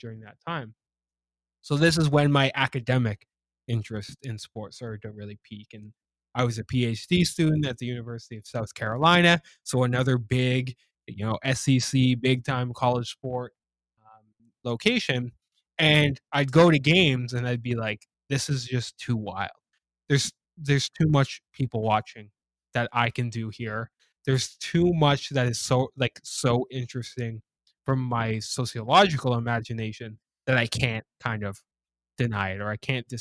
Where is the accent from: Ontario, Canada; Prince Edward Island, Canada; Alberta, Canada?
Ontario, Canada; Ajax; I grew up in just outside of Toronto in Ajax, Ontario.